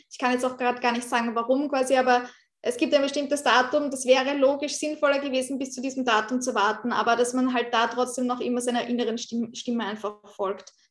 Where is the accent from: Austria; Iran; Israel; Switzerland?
Austria; bei uns in Österreich